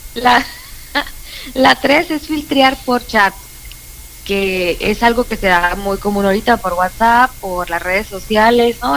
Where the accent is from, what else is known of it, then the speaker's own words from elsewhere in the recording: Puerto Peñasco, Sonora, Mexico; now in Hermosillo, Mexico; soy de Peñasco, cuando venía de Peñasco a, aquí a, Hermosillo de vacaciones